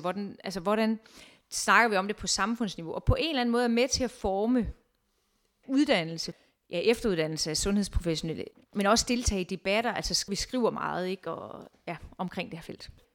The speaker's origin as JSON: {"language": "Danish", "town": "Viborg", "region": "Central Denmark Region", "country": "Denmark", "also_born_or_lived": "Amager, Copenhagen", "moved": "as an adult", "lives_now": "Copenhagen, Denmark", "said": "Jeg kommer fra Viborg, hvor jeg egentlig har været øh, butiksuddannet"}